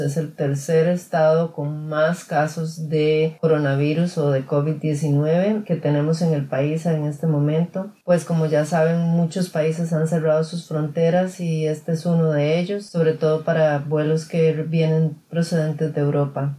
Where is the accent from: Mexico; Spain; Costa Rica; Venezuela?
Costa Rica; now in California, United States; nací en Costa Rica